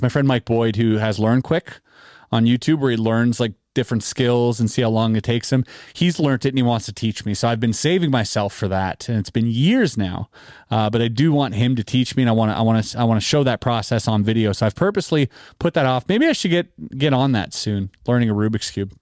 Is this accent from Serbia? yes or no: no; Canada; we're Canadian